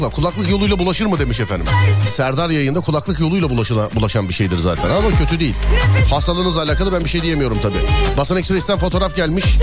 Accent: Istanbul, Turkey; İstanbul Şişli.

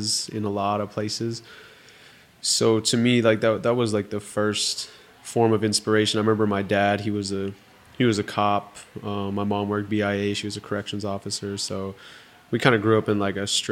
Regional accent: St. Michael, North Dakota, United States; grew up on the Spirit Lake Reservation

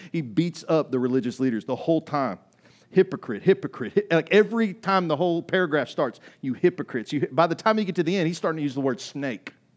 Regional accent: United States; I grew up in America

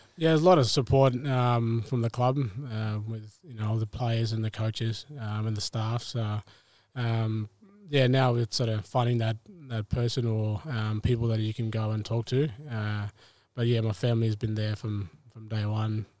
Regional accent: Bathurst Island, Tiwi Islands, Northern Territory, Australia; moved away; also born or lived in Melbourne; I grew up in the Tiwi Islands, um, Bathurst Island

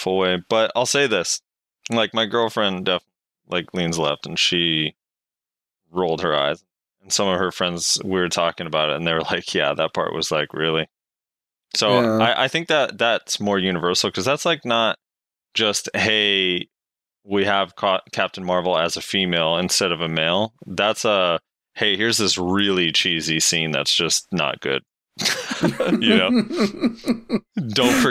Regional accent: California, United States; I'm from California

